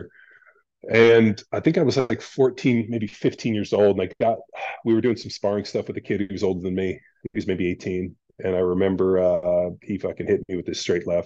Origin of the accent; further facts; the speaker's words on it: Palos Verdes, California, United States; I grew up in Southern California, youngest of three boys